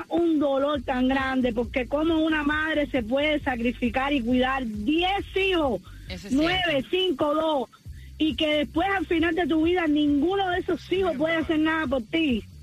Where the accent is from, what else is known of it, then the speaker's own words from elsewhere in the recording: Cuba; moved away; porque ese fue el trato que yo hice con ella cuando yo salí de Cuba.